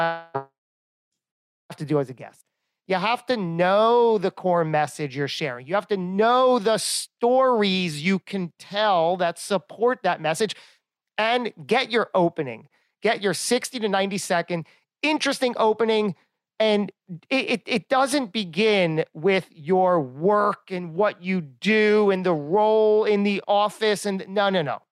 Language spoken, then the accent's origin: English; Lakewood, New Jersey, United States; I'm from Lakewood, New Jersey